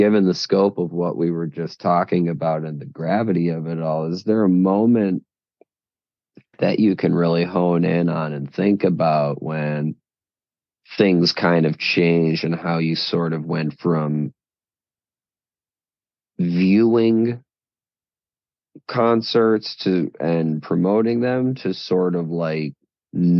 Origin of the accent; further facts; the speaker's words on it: Chicago, Illinois, United States; We are both from Chicago.